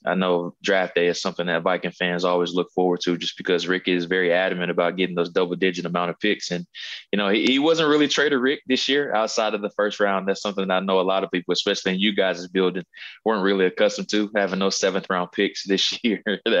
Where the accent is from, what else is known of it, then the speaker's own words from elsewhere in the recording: High Point, North Carolina, United States; I'm from High Point.